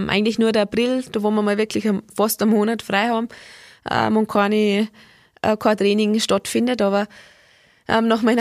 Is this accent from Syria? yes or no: no; Austria; der letzte Weltcup hat nicht mehr stattgefunden und den Weltcup davor sind wir Österreicher einen Tag vor dem letzten Rennen heimgeflogen.